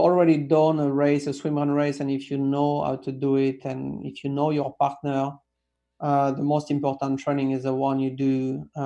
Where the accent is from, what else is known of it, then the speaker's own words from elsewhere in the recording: south of France, France; moved away; my hometown in south of France